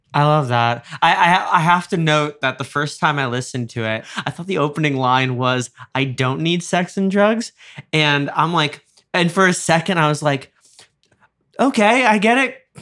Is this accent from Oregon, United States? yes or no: no; New York, United States; I grew up in New York